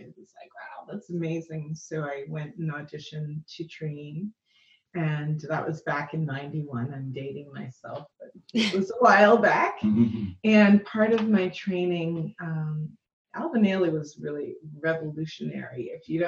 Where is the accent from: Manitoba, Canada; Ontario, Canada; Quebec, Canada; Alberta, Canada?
Ontario, Canada; Toronto; I was born in Toronto, Canada